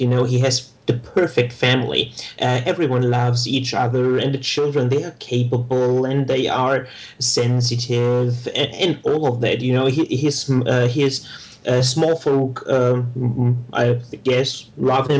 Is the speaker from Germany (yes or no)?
yes; Germany; accent: German; I'm geographically from Germany, with which you can hear from my accent